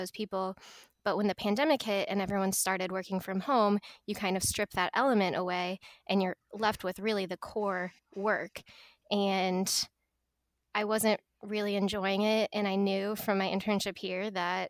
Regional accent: Edwardsville, Illinois, United States; also born or lived in Alabama; I'm from the St. Louis area originally. I'm actually from Edwardsville, Illinois

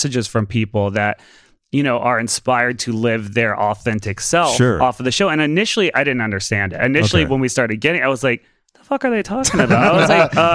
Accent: the South, United States; moved away; I grew up in the South. So my family, it's very like mountain people, like Appalachia kind

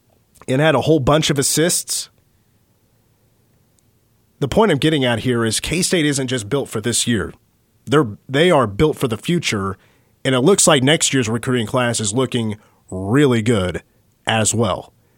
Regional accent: Clay Center, Kansas, United States; I'm from Clay Center.

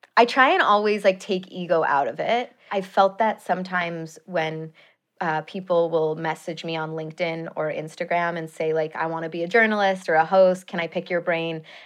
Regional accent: Chicago, Illinois, United States; moved away as an adult; also born or lived in Madison, Wisconsin; now in Los Angeles, United States; I grew up in Chicago.

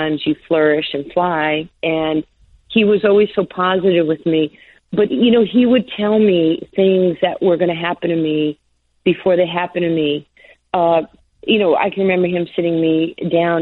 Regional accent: New York, United States; accent: New York; I had my New York accent.

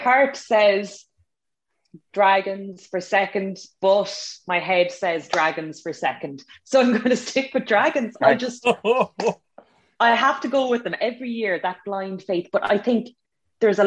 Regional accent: Munster, Ireland; I'm from Munster

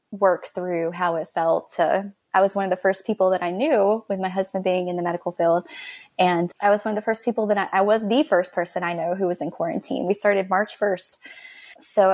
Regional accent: Florida Panhandle, United States; I grew up in the Florida Panhandle right below Alabama

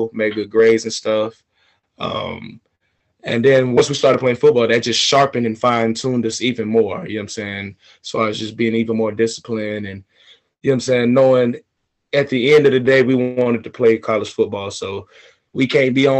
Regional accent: Atlanta, Georgia, United States; moved away as an adult; also born or lived in Florida / China; Born and raised in Atlanta, Georgia.

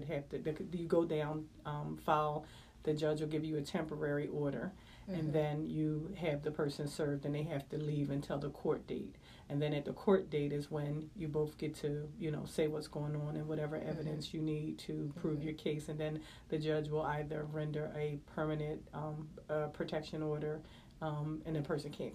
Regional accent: Philadelphia, Pennsylvania, United States; I'm born and raised in West Philadelphia

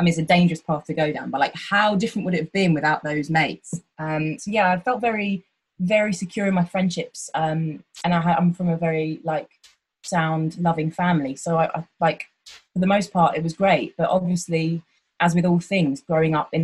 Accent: Hertfordshire, East of England, United Kingdom; I'm from Hertfordshire

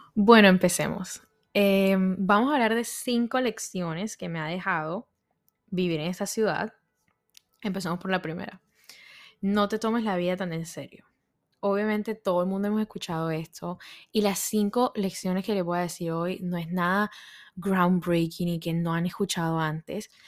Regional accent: Colombia; moved away as an adult; now in New York, United States; soy colombiana, pero vivo en Nueva York hace como cinco años

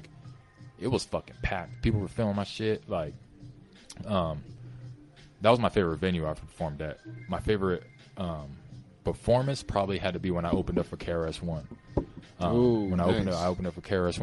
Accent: California, United States; we're from California

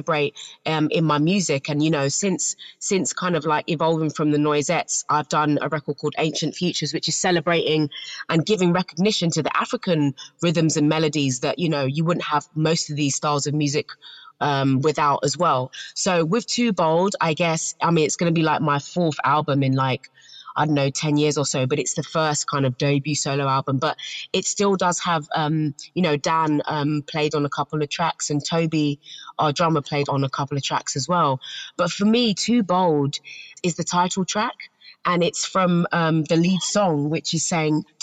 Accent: London, United Kingdom; growing up in South London

